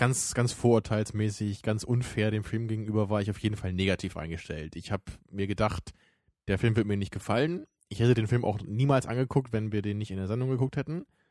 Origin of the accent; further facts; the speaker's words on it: Germany; bei uns in Deutschland